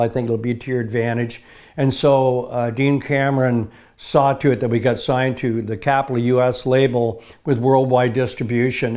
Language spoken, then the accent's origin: English; Bristol, Ontario, Canada; also born or lived in Kitchener, Ontario; I was born in Ketcher, Ontario. I moved at a very early age up to, uh, Bristol, Ontario.